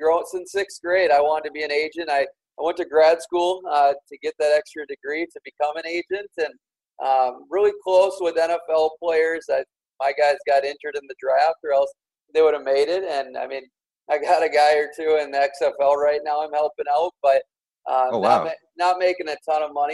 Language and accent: English; Minnesota, United States; I'm born and raised in Minnesota